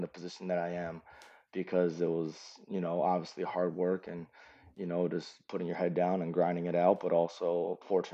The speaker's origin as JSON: {"language": "English", "town": "Cleveland", "region": "Ohio", "country": "United States", "moved": "as an adult", "said": "I'm originally from Cleveland, Ohio"}